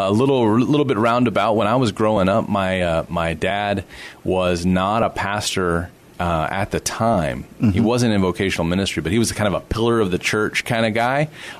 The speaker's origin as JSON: {"language": "English", "town": "Corpus Christi", "region": "Texas", "country": "United States", "tie": "born or raised there", "also_born_or_lived": "San Marcos, Texas / Austin, Texas", "lives_now": "San Antonio, United States", "said": "I was born and raised in Corpus Christi."}